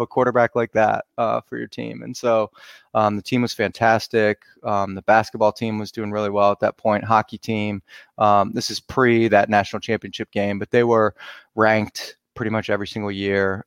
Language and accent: English; Cleveland, Ohio, United States; I grew up around Cleveland